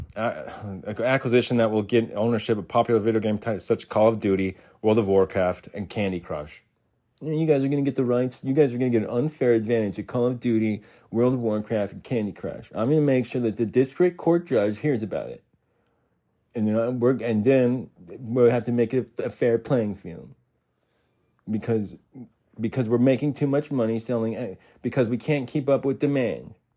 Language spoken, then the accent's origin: English; Arizona, United States; moved away as an adult; also born or lived in Utah; I was born and raised in Arizona